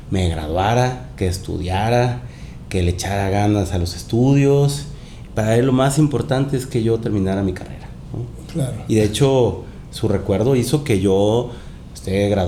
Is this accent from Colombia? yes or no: no; Mexico; also born or lived in Panama; También soy panameño, soy mexicano panameño. Mi mamá es panameña. Eh, viví con mis abuelos allá también.